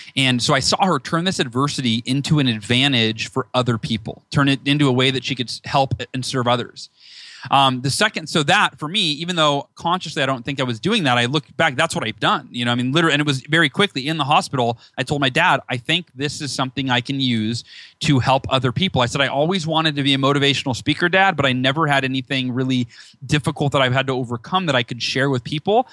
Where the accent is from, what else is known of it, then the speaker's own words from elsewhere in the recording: Northern California, United States; moved away as an adult; now in near San Diego, United States; I was born in SoCal, moved uh, when I was five to NorCal, and then moved back here about five years ago